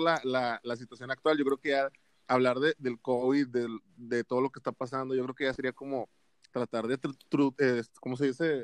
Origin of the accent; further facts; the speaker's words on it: Monterrey, Nuevo León, Mexico; aquí en la ciudad de la que somos de Monterrey